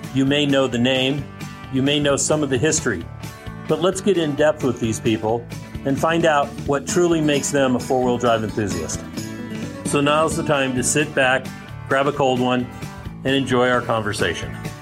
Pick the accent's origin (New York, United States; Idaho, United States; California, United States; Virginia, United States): California, United States; Bay Area; growing up in the Bay Area